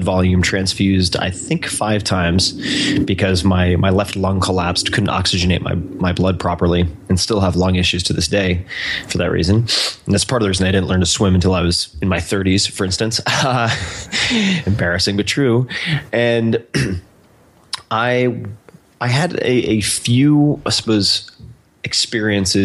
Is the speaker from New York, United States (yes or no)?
yes; Eastern Long Island, New York, United States; moved away; I was born and raised on Eastern Long Island